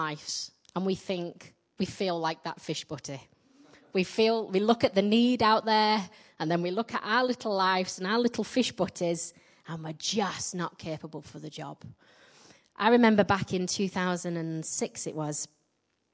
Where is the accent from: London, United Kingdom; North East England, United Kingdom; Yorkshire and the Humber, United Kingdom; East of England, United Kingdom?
Yorkshire and the Humber, United Kingdom; accent: Yorkshire; now in Midlands, England; I get mocked for my Yorkshire accent everywhere, particularly in my own church.